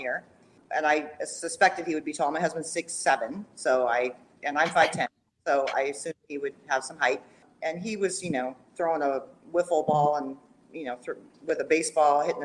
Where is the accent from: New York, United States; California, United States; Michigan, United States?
California, United States; Fresno; I am a native Californian. I was born and raised in Fresno, which is in the Central Valley.